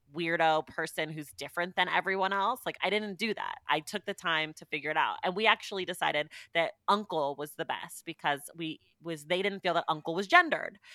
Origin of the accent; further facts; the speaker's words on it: California, United States; my hometown